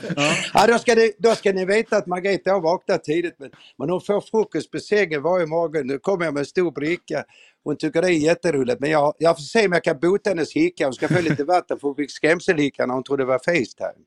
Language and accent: Swedish; Malmö, Skåne, Sweden; moved away as an adult; now in Stockholm, Sweden; Jag är född och uppvuxen i Malmö